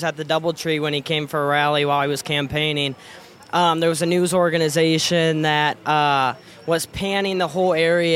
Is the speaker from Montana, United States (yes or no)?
no; Ely, Iowa, United States; from Ely, Iowa.